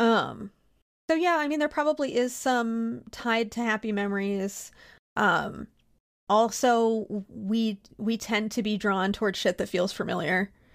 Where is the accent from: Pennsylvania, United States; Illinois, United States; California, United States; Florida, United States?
Pennsylvania, United States; I'm from Pennsylvania and grew up during a time when we just let kids do shit like